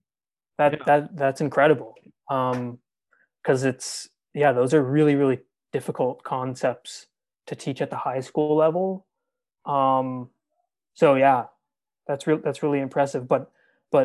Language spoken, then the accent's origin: English; Aurora, Ontario, Canada; I grew up in a town called Aurora